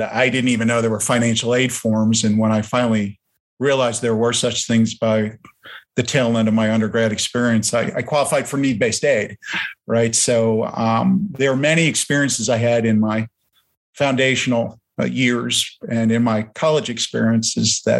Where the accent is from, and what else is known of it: near Newark, New Jersey, United States; born or raised there; first language German; English is a second language